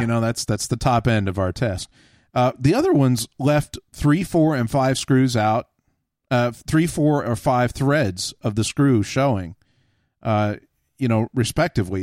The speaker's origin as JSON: {"language": "English", "region": "Texas", "country": "United States", "tie": "born or raised there", "said": "I grew up in Texas"}